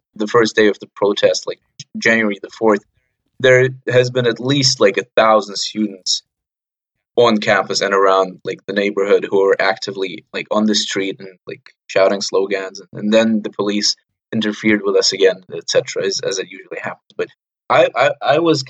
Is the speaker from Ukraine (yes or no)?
yes; Ukraine; I come from Ukraine